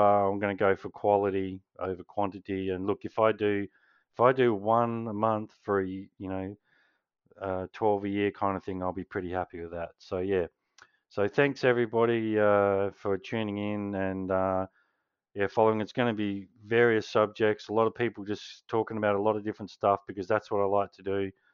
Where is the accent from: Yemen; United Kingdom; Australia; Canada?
Australia; Canberra, Australian Capital Territory; I was born in Canberra